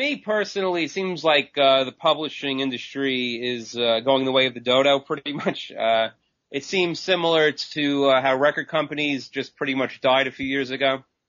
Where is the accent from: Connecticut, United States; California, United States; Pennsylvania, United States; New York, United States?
New York, United States; Long Island; Sure. I'm from Long Island, New York, and I've been writing since about 1997.